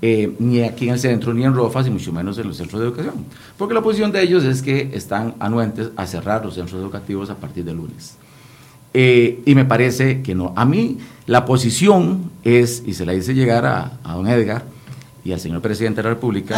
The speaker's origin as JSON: {"language": "Spanish", "region": "Guanacaste", "country": "Costa Rica", "said": "yo provengo de la provincia de Guanacaste, yo soy diputado de la provincia de Guanacaste."}